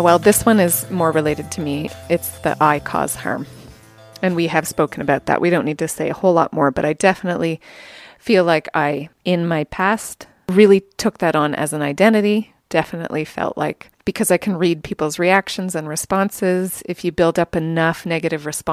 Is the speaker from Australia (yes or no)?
no; Canada; we are French and English